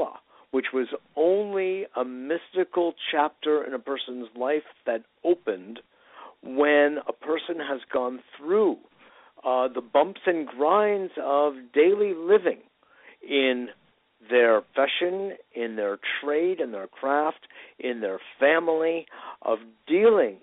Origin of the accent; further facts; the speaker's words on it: Westport, Connecticut, United States; I grew up with her in Westport, Connecticut